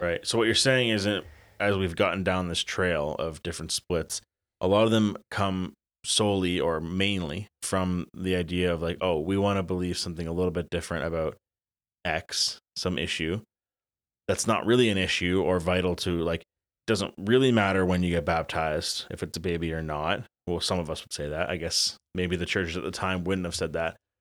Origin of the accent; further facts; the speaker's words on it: Elmira, Ontario, Canada; growing up in Elmira